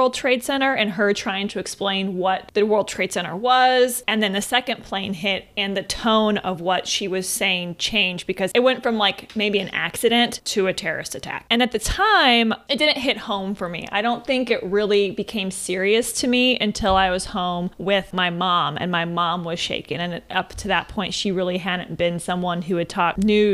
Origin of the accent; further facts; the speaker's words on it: Missouri, United States; we grew up in Missouri, really small town